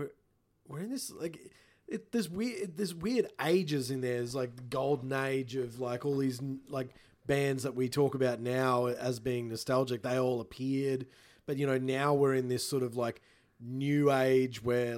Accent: Queensland, Australia; born or raised there

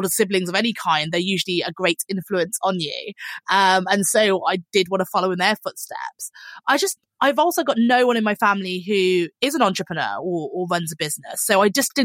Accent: Birmingham, West Midlands, United Kingdom; moved away as an adult; also born or lived in London; I was originally from Birmingham and I moved to London

